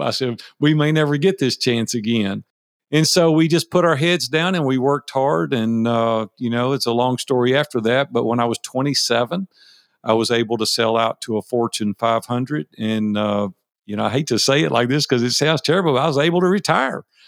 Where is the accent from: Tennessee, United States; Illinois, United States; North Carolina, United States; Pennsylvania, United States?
Tennessee, United States; Nashville; I was raised in Nashville, Tennessee. I've been here sixty years now. I'm one of the few originals here in Nashville